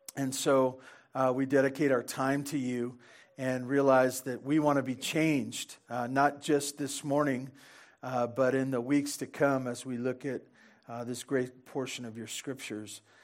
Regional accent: Santa Barbara, California, United States; growing up in Santa Barbara on the wrong side of the freeway

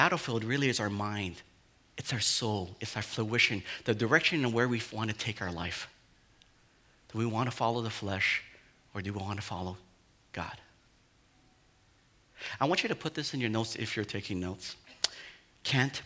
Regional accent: Hawaii, United States; I'm like a Hawaiian boy

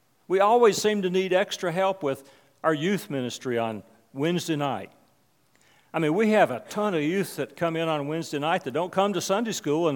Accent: West Virginia, United States; the church I grew up in West Virginia.

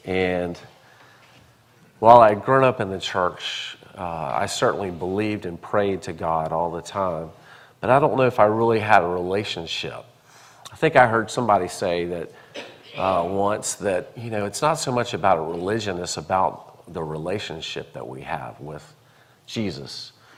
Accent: Charlotte, North Carolina, United States; born there; also born or lived in Columbia; I was born in Charlotte, and my grandfather, Joseph Sherwood Harvard, baptized me at a Presbyterian church in Charlotte, and my mother would tell me all of this.

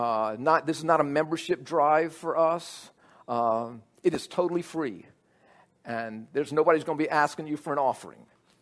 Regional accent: New Orleans, Louisiana, United States; Both Annette and I grew up in New Orleans. Annette went to Dominican High School, and I went to an all-boy military school called New Orleans Academy.

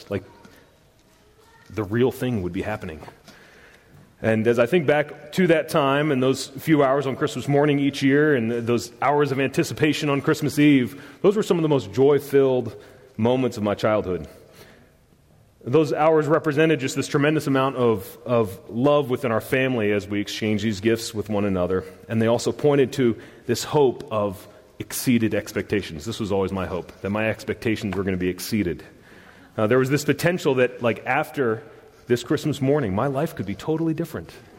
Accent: the South, United States; I'm from the South and I'm a redneck

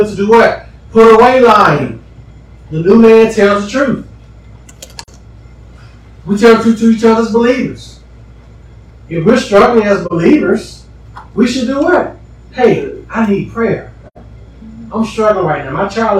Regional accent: Huntsville, Alabama, United States; I'm from Huntsville.

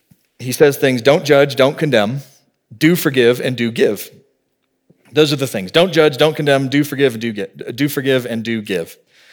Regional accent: the South, United States; I grew up in the South, I remember I talked with a kid at my church

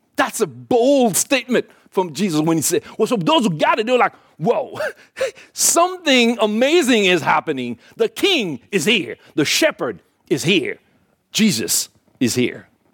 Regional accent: Port-au-Prince, Ouest, Haiti; moved away; I was born in Haiti, in Port-au-Prince, Haiti

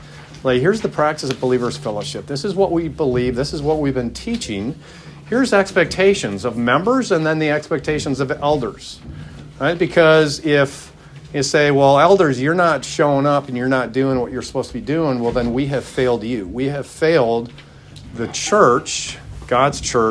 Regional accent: Milwaukee, Wisconsin, United States; I grew up in Milwaukee, Wisconsin, in a subdivision there

